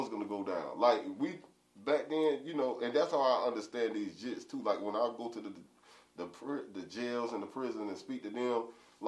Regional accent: Atlantic Beach, United States; I grew up in Atlantic Beach. I moved around a lot, but that was predominantly where I grew up at.

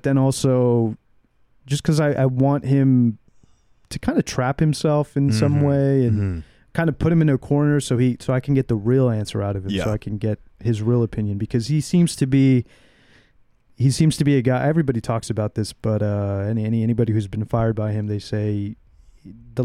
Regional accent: United States; I'm an American. You know, I'm an American

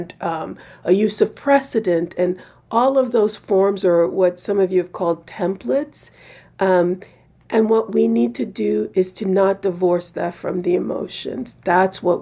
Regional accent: United States; I'm an American

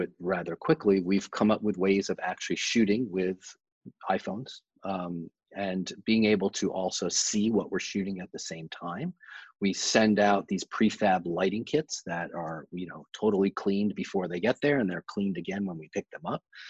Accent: New York, United States; moved away; New York in January, you know, my hometown

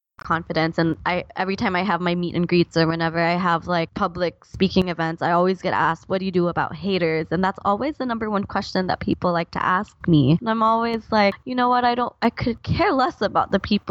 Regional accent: Philippines; I grew up in the Philippines

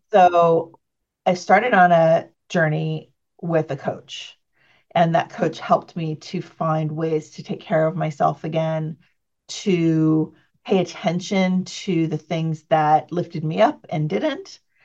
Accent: San Jose, California, United States; I grew up in near Silicon Valley, California, San Jose area.

